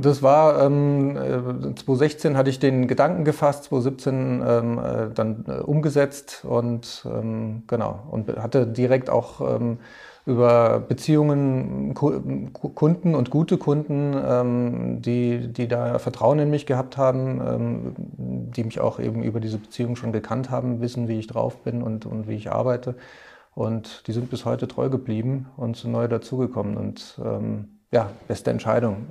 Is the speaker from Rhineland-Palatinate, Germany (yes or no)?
yes; Trier, Rhineland-Palatinate, Germany; moved away as an adult; now in Munich, Germany; ich komme ursprünglich aus Trier, ähm, bin aber schon vor über zehn Jahren hier nach München gekommen